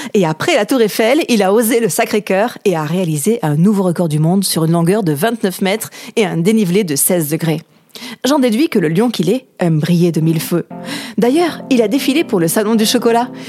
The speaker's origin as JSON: {"language": "French", "area": "Ariège", "region": "Occitania", "country": "France", "tie": "born or raised there", "moved": "yes", "said": "J'ai grandi en Ariège quelques années"}